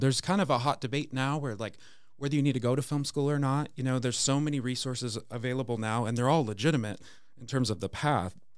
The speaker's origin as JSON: {"language": "English", "area": "an hour outside Seattle", "region": "rural Washington State", "country": "United States", "tie": "born or raised there", "said": "grew up in Washington State, in rural Washington State, uh, probably an hour outside of Seattle"}